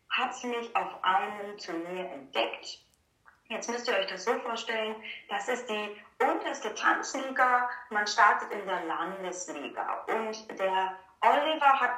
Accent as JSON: {"language": "German", "town": "Gelsenkirchen", "region": "North Rhine-Westphalia", "country": "Germany", "tie": "born or raised there", "said": "tatsächlich in äh, also angefangen mit dem Kinderballett in Gelsenkirchen, da wo ich auch geboren bin, wo ich groß geworden bin."}